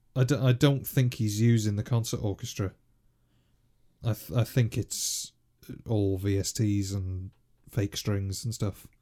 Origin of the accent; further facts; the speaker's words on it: North Wales, United Kingdom; as a kid, obviously, growing up in North Wales